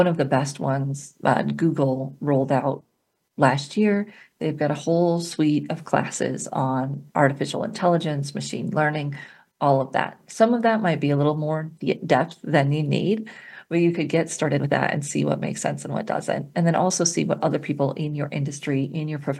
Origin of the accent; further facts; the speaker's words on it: Colorado, United States; my home state, Colorado